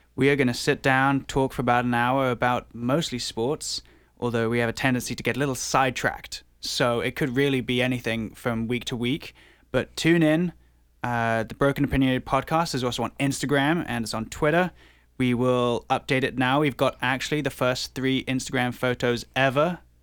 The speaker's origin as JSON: {"language": "English", "region": "England", "country": "United Kingdom", "tie": "born or raised there", "moved": "yes", "lives_now": "Toronto, Canada", "said": "I was born in England"}